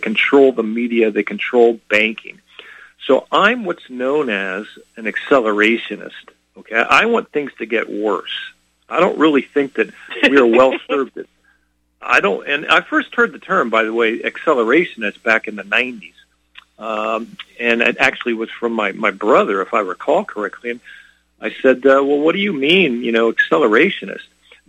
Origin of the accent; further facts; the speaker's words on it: California, United States; Lord, I can't believe you're confusing me with somebody else. I'm from California.